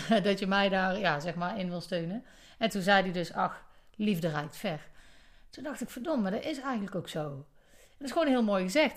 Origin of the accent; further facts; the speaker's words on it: Netherlands; wij als Nederlanders